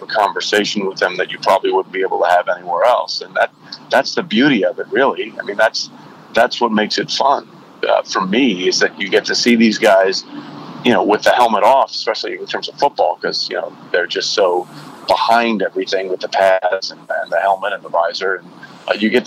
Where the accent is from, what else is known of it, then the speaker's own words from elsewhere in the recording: Connecticut, United States; my family's from Texas, and I grew up in Connecticut.